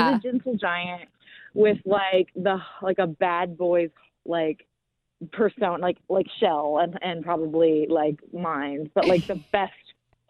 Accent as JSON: {"language": "English", "region": "Texas", "country": "United States", "said": "I'm from Texas"}